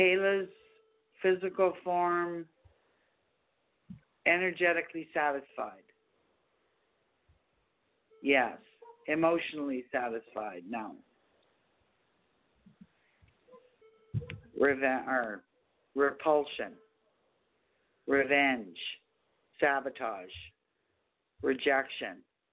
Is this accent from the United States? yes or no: no; Canada; I'm from Canada